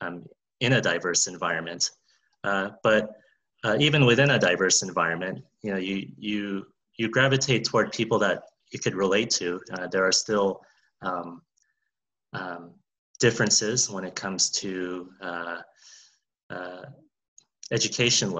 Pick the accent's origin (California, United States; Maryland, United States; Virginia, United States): California, United States; I haven't left California. They are both my home state